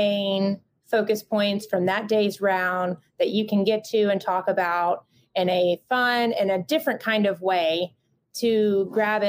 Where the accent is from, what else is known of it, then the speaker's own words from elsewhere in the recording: Southeast, United States; growing up in the Southeast